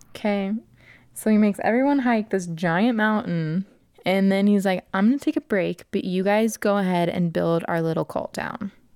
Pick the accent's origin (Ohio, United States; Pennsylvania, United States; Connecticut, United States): Ohio, United States; Vandalia; Vandalia, Ohio, United States of America.